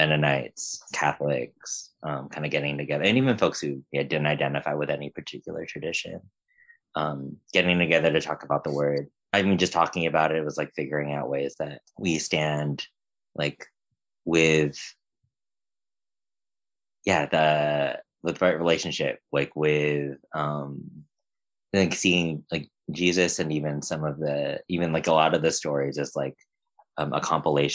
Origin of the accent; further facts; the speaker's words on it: United States; identifying as a Filipino that like was born and raised here in the States